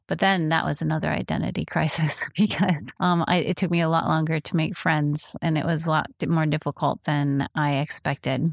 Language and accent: English; Midwest, United States; I was raised in the Midwest